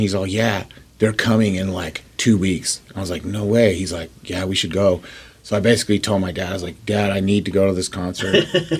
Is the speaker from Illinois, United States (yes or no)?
no; Denver, Colorado, United States; now in Seattle, United States; I was raised in Denver.